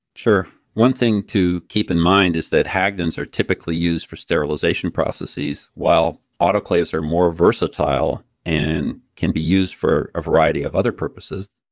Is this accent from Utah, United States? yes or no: yes; Utah, United States; I grew up in Utah, majoring in chemistry, uh, at Brigham Young University